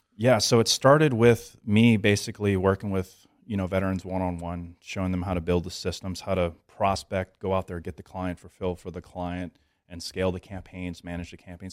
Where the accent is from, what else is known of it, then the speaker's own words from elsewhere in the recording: Metairie, Louisiana, United States; also born or lived in Covington, Louisiana / New Orleans, Louisiana; I'm from New Orleans, Louisiana, you know, small town. Uh, well, New Orleans is not small, but I grew up in the Metairie, Metairie and Kenner area, and my family eventually moved up to Covington